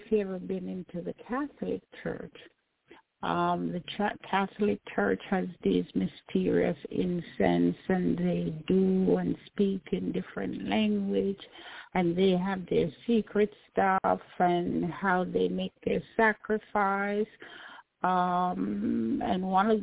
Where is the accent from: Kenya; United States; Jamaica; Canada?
Jamaica; I grew up in Jamaica